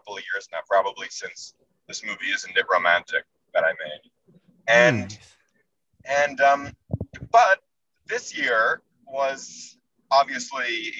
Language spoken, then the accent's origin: English; New York, United States; also born or lived in Los Angeles; I'm from New York originally. And my family's in New York, and I usually spend my summers in New York.